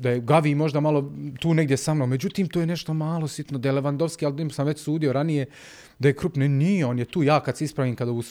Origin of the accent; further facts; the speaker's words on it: Sarajevo, Federation of Bosnia and Herzegovina, Bosnia & Herzegovina; ja dolazim iz Sarajeva